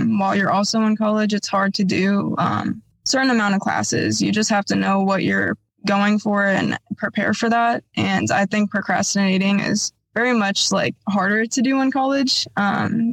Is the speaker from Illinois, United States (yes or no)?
yes; Bloomington, Illinois, United States; I was born and raised here in Bloomington, Normal, Illinois for my whole life